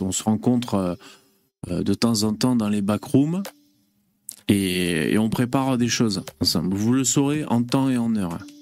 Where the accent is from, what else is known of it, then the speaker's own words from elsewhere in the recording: south of France, France; accent: southern; j'ai l'accent du sud qui remonte.